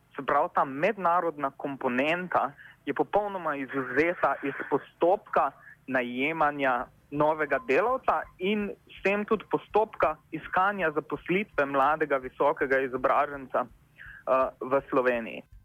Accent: Slovenia; Slovenci smo

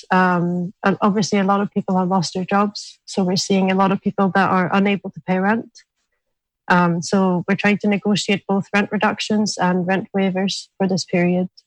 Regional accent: Sweden; now in Scotland, United Kingdom; I'm originally from Sweden, and um, in Sweden we have quite a well established tenants union. Um, so it was quite surprising to me to come to Scotland

